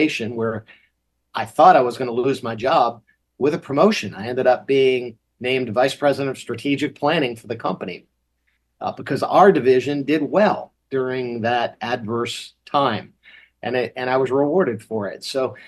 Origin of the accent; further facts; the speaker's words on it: Massachusetts, United States; when I was growing up in Massachusetts